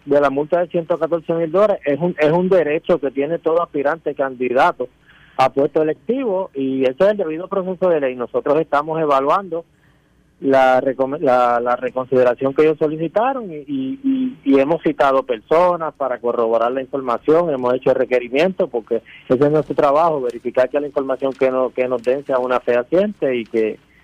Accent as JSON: {"language": "Spanish", "town": "Añasco", "country": "Puerto Rico", "tie": "born or raised there", "said": "mi pueblo de Añasco"}